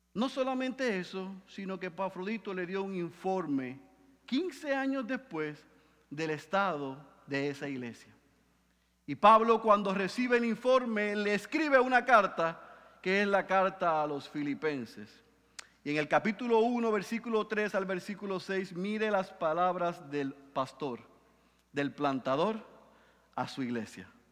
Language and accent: Spanish; Puerto Rico; decimos aquí en Puerto Rico